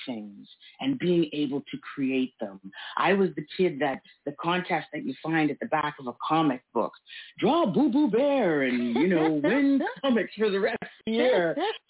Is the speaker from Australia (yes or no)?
no; Toronto, Ontario, Canada; I grew up in North York, so there was a high school near me that was running a summer painting class